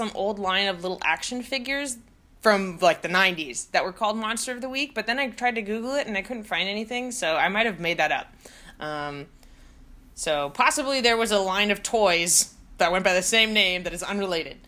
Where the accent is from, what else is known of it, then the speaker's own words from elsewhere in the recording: Los Angeles, California, United States; I grew up in Los Angeles